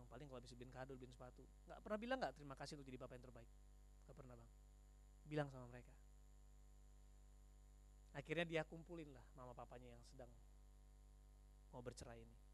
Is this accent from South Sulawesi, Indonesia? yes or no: no; North Sumatra, Indonesia; Karena mindset saya orang Batak, suami tugasnya cari duit.